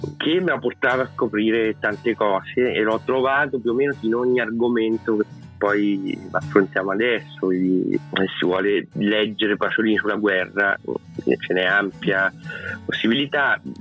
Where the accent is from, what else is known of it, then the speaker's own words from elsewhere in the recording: Foligno, Umbria, Italy; sono Umbro sono di Foligno